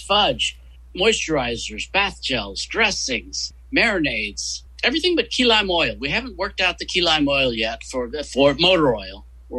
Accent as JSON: {"language": "English", "region": "West Virginia", "country": "United States", "said": "West Virginia."}